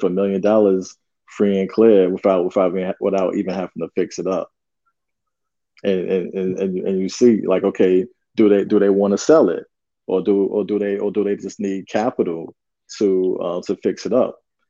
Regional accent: New York, United States; we're both from New York

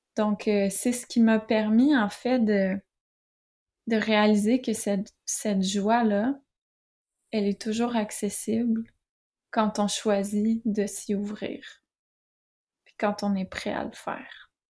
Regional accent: Quebec, Canada; accent: Québécois; moved away as an adult; now in France; vous l'entendez peut-être à mon accent. Je suis québécoise

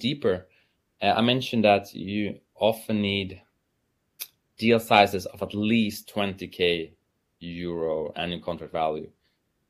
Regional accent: Sweden; I'm from Sweden

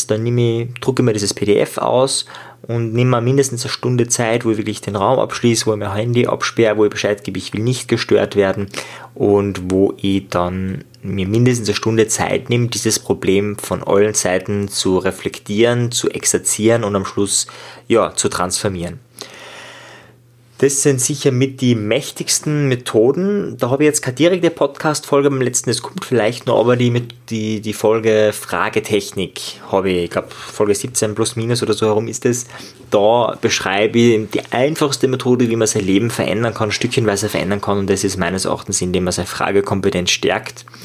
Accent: Linz, Upper Austria, Austria; ich war damals als 14-Jähriger im Thalia, also damals war es der Amadeus, äh, also ein Buchladen bei uns in Österreich, in Linz

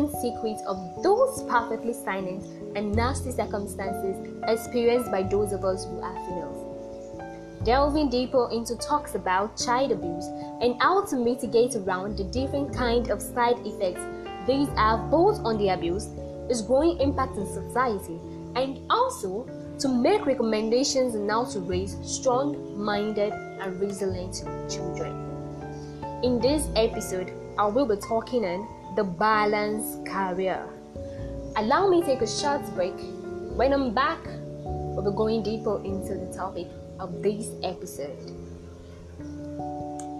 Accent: Oloibiri, Bayelsa, Nigeria; I come from Olubi, the community that first discovered oil in Nigeria

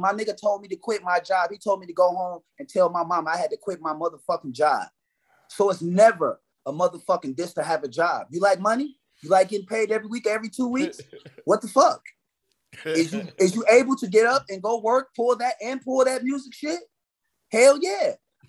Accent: Canada; Because I'm Canadian.

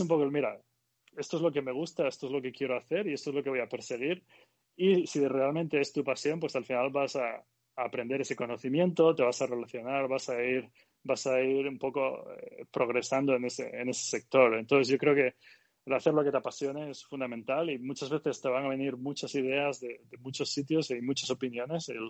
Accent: Galicia, Spain; moved away; y yo también soy gallego

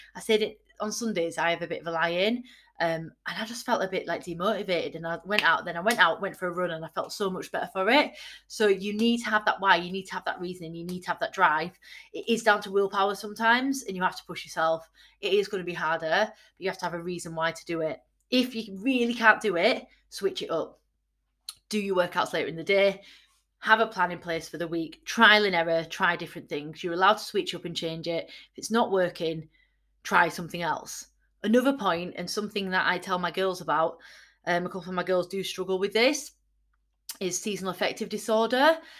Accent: Yorkshire and the Humber, United Kingdom; I'm from Yorkshire

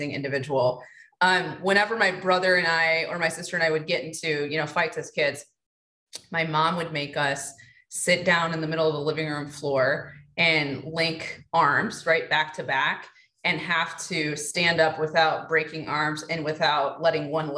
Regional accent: Detroit, Michigan, United States; born and raised in Detroit.

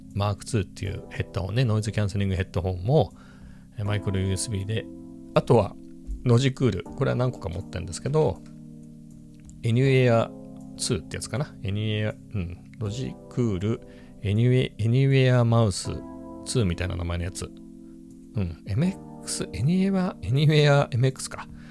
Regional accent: Ibaraki, Japan; now in Chiba, Japan; 茨城にも信号はあったけど、そんなにはねえよっていう、僕の地元だと

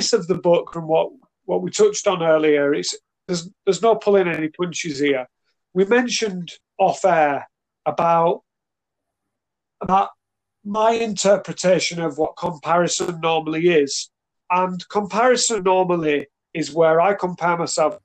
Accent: Manchester, North West England, United Kingdom; my upbringing in the UK, in Manchester

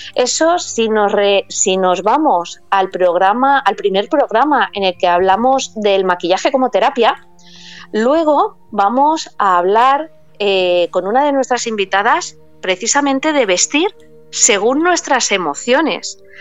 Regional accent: Paris, Île-de-France, France; yo nací en París

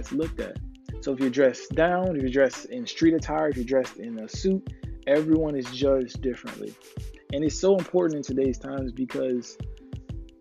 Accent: Florida, United States; I'm from Florida, actively living in South Florida right now

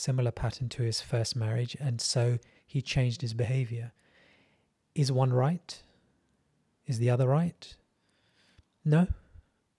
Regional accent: England, United Kingdom; I am brown English. I'm a second generation immigrant.

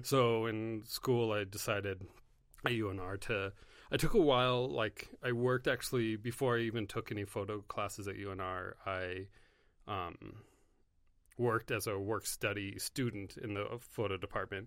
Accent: Carson City, Nevada, United States; also born or lived in Monterey, California; I grew up in Carson. I was born in Monterey

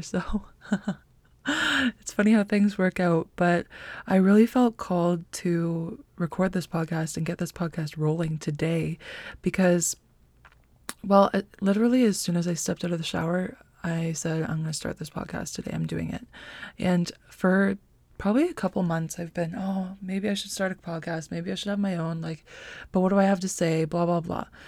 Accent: North Bay, Ontario, Canada; I'm from North Bay, Ontario, born and raised

